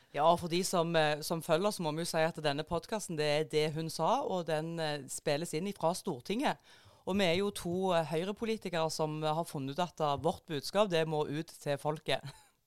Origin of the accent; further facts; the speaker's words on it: Jæren, Rogaland, Norway; moved away; jeg er jo veldig parlamentarisk korrekt eh, som jærbu